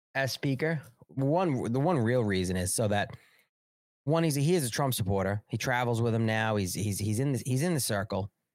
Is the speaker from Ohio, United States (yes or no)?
no; New York, United States; now in South Carolina, United States; I'm a New Yorker